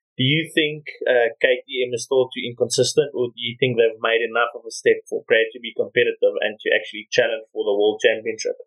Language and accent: English; South Africa; as South African fans